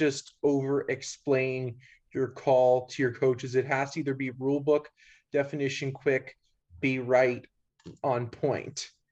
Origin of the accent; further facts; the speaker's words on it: Bethesda, Maryland, United States; moved away as an adult; now in Hays, Kansas, United States; I'm originally from Bethesda, Maryland, which is right outside of the Washington, D.C. Area.